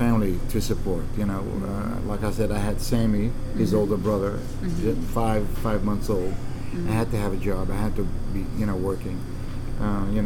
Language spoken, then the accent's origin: English; Ramallah, West Bank, Palestine; now in Arlington, Virginia, United States; Ramallah, my hometown where I was born, it's one of the beautiful places in the West Bank.